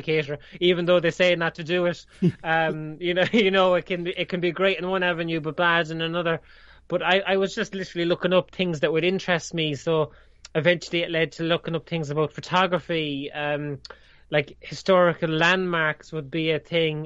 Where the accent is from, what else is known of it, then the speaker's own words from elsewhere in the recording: Ireland; they teach Irish here. I can just about speak English, never mind speak my native language